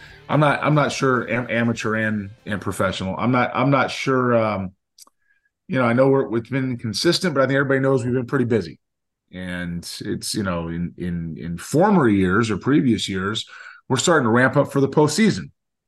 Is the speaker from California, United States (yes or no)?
yes; Southern California, United States; growing up in Southern California, I was a very young, just pre-high school age player